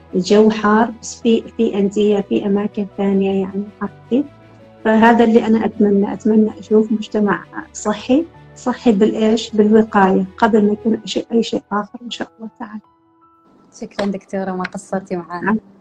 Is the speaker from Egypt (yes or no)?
no; Oman; إحنا كعمانيين